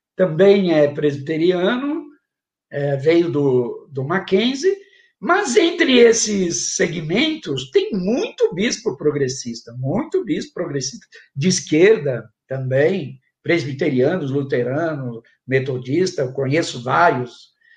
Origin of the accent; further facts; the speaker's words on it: São Paulo, Brazil; eu sou da Zona Leste de São Paulo